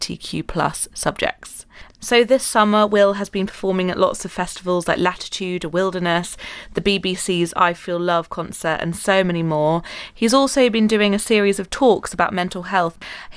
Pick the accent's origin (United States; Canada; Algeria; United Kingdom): United Kingdom; Exeter, South West England; born or raised there